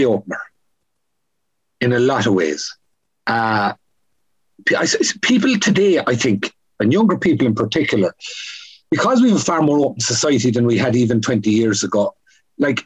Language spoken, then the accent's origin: English; County Kerry, Munster, Ireland; moved away; also born or lived in Donegal / Cork / England / Scotland; I grew up in Carsaigh in County Kerry. My family moved for a brief period to Donegal and ended up in Cork.